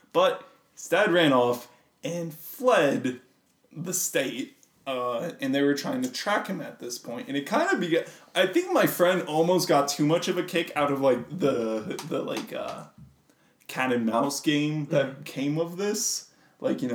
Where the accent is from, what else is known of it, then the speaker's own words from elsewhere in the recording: United States; I come from a casino town. It's right on the border of Nevada, and there are a lot of casinos in Nevada, a lot of gambling going on in my hometown.